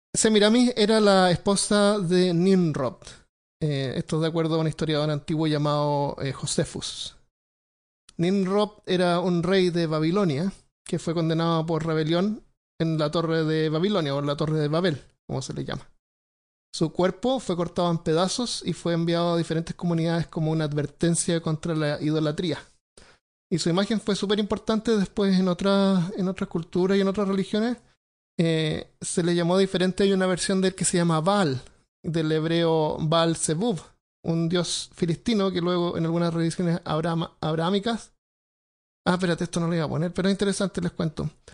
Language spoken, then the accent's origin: Spanish; Santiago, Santiago Metropolitan Region, Chile; moved away; yo me crié en Santiago y no es una ciudad